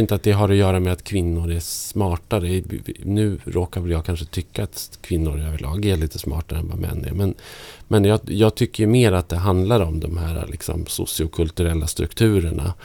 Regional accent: Norrland, Sweden; Peter Stormare som, ja. som jag kommer från samma by som

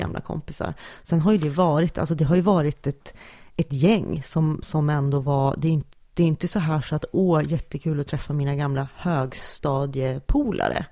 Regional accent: Sundsvall, Västernorrland County, Sweden; jag kommer från Sundsvall

